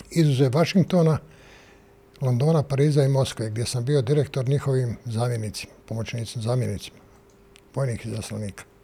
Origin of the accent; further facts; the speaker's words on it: Sarajevo, Federation of Bosnia and Herzegovina, Bosnia & Herzegovina; moved away as an adult; also born or lived in Mostar; now in Belgrade, Serbia; ja sam iz Sarajeva, a u 73. godine sam došao u Mostar